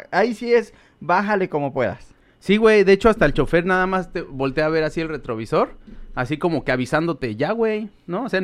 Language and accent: Spanish; Mexico City, Mexico; moved away; yo soy del DF. Entonces ahí, ahí estuve como por 20 años